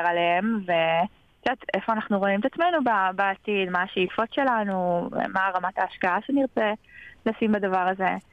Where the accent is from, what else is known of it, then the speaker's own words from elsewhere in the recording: North Carolina, United States; also born or lived in Paris, France; now in Israel; גדלתי בצפון קרוליינה, ועברנו חזרה לארץ, התגייסתי